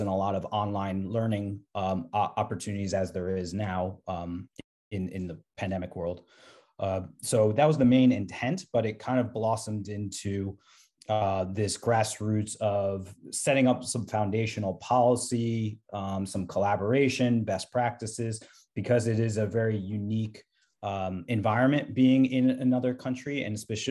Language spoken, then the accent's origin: English; New Jersey, United States; moved away as an adult; also born or lived in Pennsylvania / Georgia / New York / Shanghai, China; I'm originally from New Jersey